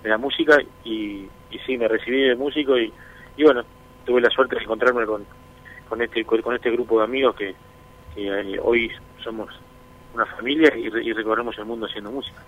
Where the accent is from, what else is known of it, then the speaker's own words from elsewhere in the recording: Uruguay; allá en, Uruguay tenemos una tranquilidad que, a veces es demasiado tranquilo, pero nos gusta eso